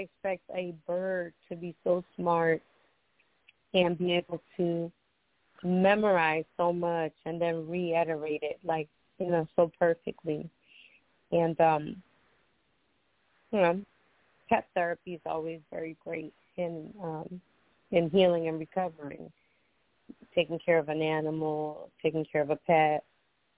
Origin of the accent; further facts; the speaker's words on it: Costa Rica; moved away; growing up, I grew up in my country. I'm from Costa Rica. So I grew up there